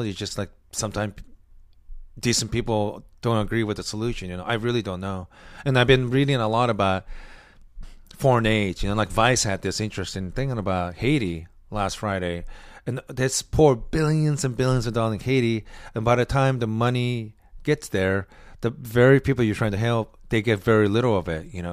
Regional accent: Osaka, Japan; moved away; I'm from Osaka

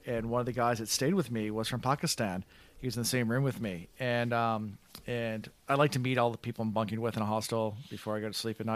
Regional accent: United States; I am American

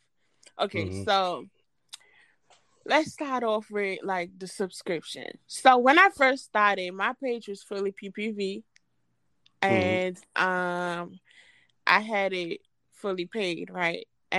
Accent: Trinidad & Tobago; I am from Trinidad and Tobago.

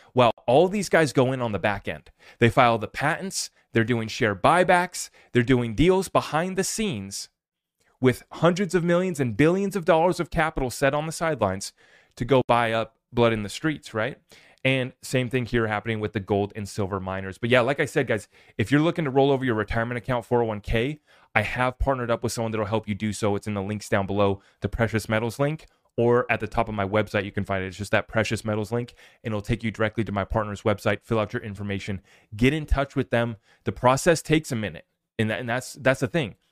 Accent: United States; I'm here as an American

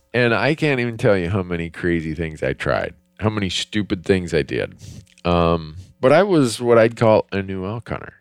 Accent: Minnesota, United States; I grew up in Minnesota

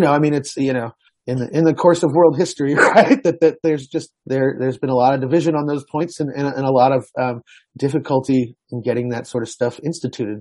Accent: Houston, Texas, United States; Houston as uh, it's my hometown

